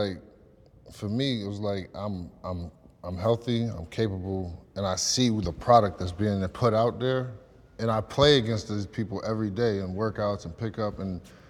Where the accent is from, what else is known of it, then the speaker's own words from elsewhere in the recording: New Jersey, United States; A lifestyle, Jersey.